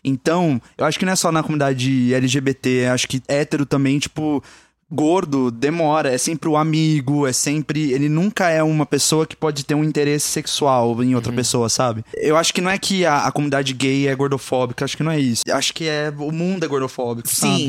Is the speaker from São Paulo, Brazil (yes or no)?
yes; Campinas, São Paulo, Brazil; now in São Paulo, Brazil; É lá de Campinas, na cidade que eu moro. Moro não, que eu nasci, eu moro em São Paulo